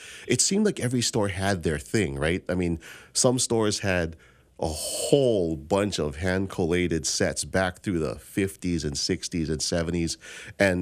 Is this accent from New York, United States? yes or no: no; Hawaii, United States; growing up in Hawaii